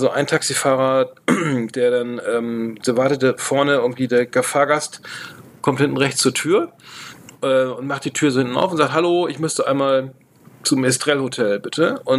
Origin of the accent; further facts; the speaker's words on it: Bremen, Germany; ich, meine, ich komme aus Bremen